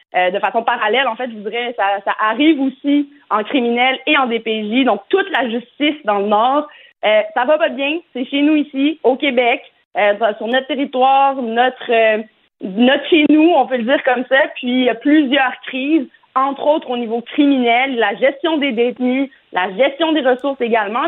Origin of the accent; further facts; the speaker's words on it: Morocco; je suis marocaine